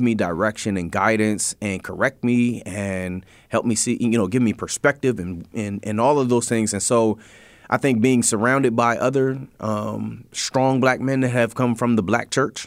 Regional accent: Harrisburg, Pennsylvania, United States; I grew up in the Allison Hill community, mm-hmm. right? Um, I grew up on Nordane Street

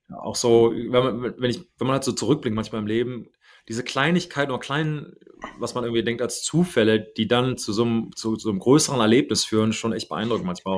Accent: Kaarst, North Rhine-Westphalia, Germany; moved away; also born or lived in Düsseldorf / Neuss; ich bin in äh, Düsseldorf gewor geboren übrigens ähm, und dann okay. nach ähm, Neuss umgezogen und von da nach Kassel ist immer noch der Kreis Neuss

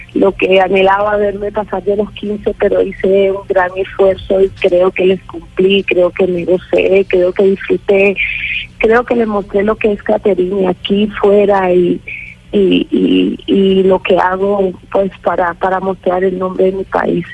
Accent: Colombia; soy de Colombia

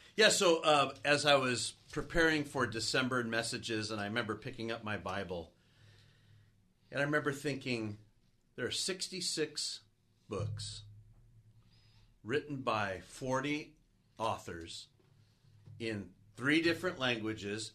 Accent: San Gabriel area, California, United States; also born or lived in Oregon / North Carolina; I grew up in the San Gabriel area. having moved down from Oregon when I was young, and getting to be back in the area where I grew up

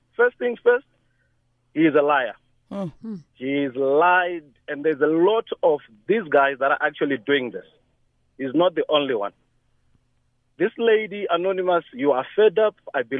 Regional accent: Zimbabwe; I'm also from Zimbabwe.

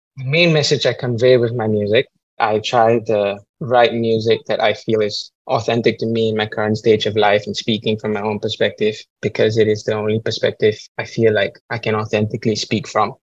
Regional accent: Singapore; As a Singaporean

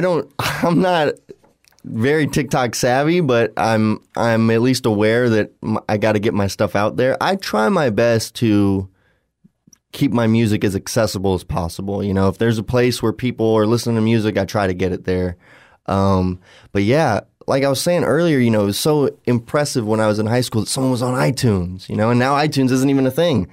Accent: Southwest Florida, United States; we're all from Southwest Florida, but now we're all over the country

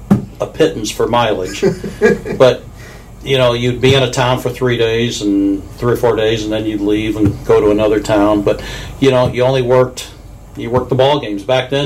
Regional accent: Springfield, Missouri, United States; born there; I was born in Springfield, Missouri. Mom and dad are both from Springfield, Missouri, and that's pretty much the heart of Cardinal country down there.

